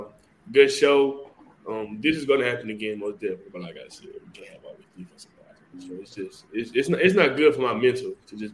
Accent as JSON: {"language": "English", "region": "Louisiana", "country": "United States", "said": "I'm from Greensboro, Louisiana, Dennisville, Louisiana."}